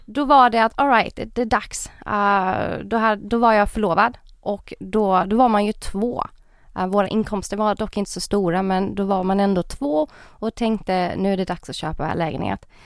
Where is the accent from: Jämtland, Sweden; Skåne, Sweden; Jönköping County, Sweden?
Jönköping County, Sweden; Jönköping; moved away as an adult; now in Stockholm, Sweden; jag är egentligen från Jönköping men jag flyttade till Stockholm 2017